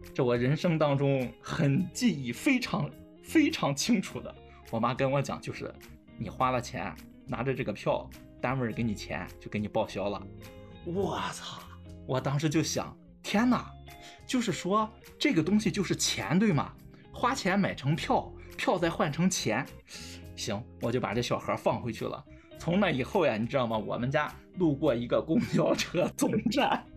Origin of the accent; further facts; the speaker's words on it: Qingdao, Shandong, China; 因为当时是正好我们在青岛嘛，从小在青岛长大的